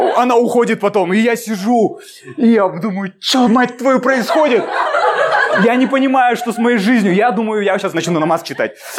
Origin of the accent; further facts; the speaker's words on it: Almaty, Kazakhstan; я из Алматы